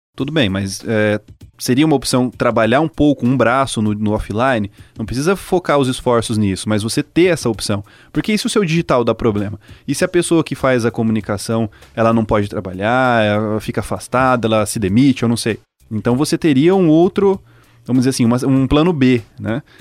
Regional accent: Cianorte, Paraná, Brazil; Eu sou de Cianorte

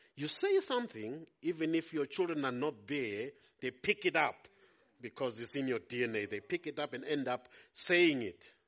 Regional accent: Howick, KwaZulu-Natal, South Africa; I'm come from Howick. Our church is in Hilton.

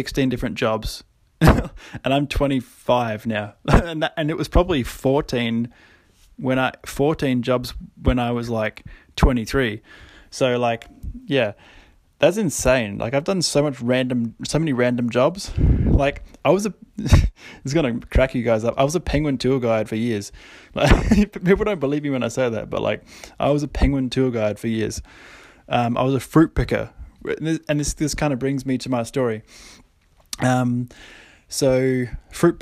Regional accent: Kangaroo Island, South Australia, Australia; also born or lived in Adelaide; I'd moved to Adelaide, moved out of home, 18, moved to Adelaide from Kangaroo Island. And a lot of you might not know, I'm actually from Kangaroo Island

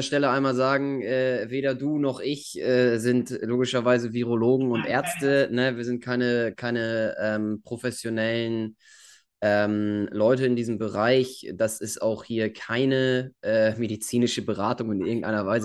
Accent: Germany; wie wir das hier gemacht haben in Deutschland

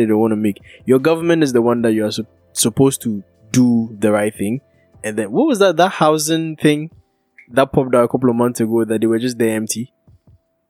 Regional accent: Kumasi, Ashanti, Ghana; I'm from Kumasi

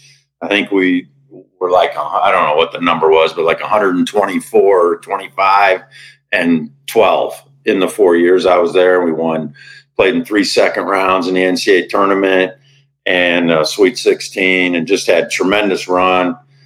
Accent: Chicago, Illinois, United States; moved away as an adult; also born or lived in Spokane, Washington; I grew up in the Chicago area, played high school basketball. Basketball in Illinois was very revered when I was growing up.

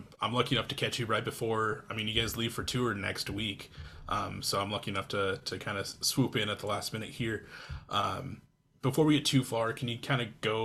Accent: Iowa, United States; moved away; I'm from Iowa originally

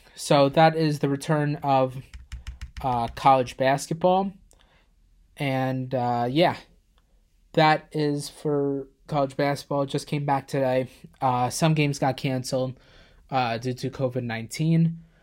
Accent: Plainview, United States; my hometown, Plainview

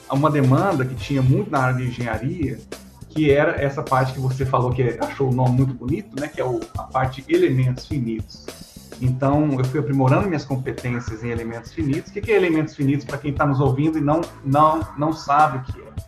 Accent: Paraná, Brazil; also born or lived in Recife; Eu sou pernambucano, né? nasci em Recife, Pernambuco, Fiquei lá pouco tempo, até uns, uns três anos de idade, e depois disso eu fui para o sul, do Paraná.

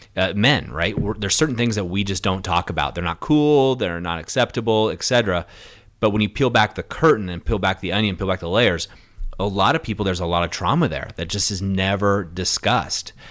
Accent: Orange County, California, United States; I grew up in Orange County, which is you know no more suburbia

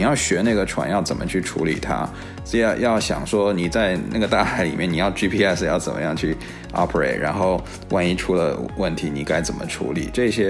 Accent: China; moved away; also born or lived in the West (United States); 像我小时候在中国长大嘛

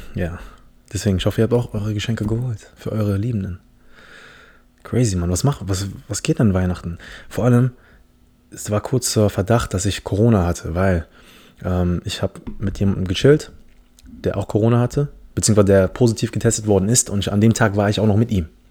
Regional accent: Philippines; first language English; German is a second language; now in Germany; Ich komme aus den Philippinen

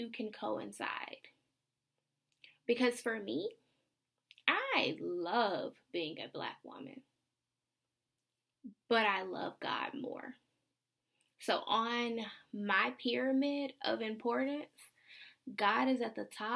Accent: the South, United States; I'm a Southerner

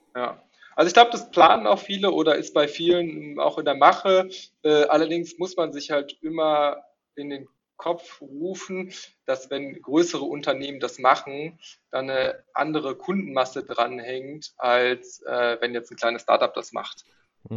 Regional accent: Neuss, North Rhine-Westphalia, Germany; moved away as an adult; also born or lived in Netherlands; now in Berlin, Germany; ursprünglich komme ich aus Neuss. Ähm, das äh, ah, liegt ja, quasi so ein bisschen zwischen Düsseldorf und Köln. Mhm. Und ähm, da bin ich auch äh, aufgewachsen

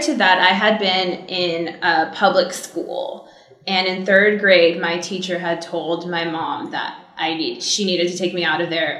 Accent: Cypress, California, United States; I grew up in Orange County in a small town called Cypress

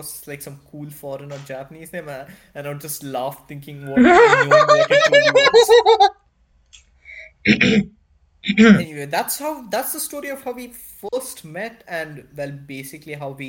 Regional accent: India; accent: Indian; this was when my Indian accent was like blatantly obvious.

